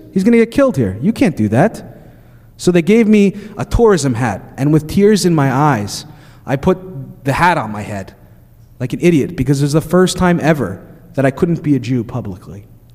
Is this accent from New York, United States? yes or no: yes; Long Island, New York, United States; I grew up in Long Island. My school is 30% Jewish, as happens in Long Island.